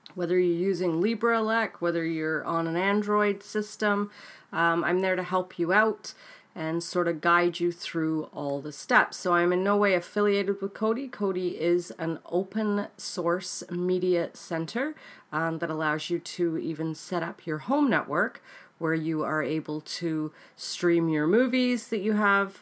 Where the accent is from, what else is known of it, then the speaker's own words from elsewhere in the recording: Canada; also born or lived in United Kingdom; I am Canadian, um, born in the U K, but lived in Canada, um, all my life now, apart from six years that I lived in the U K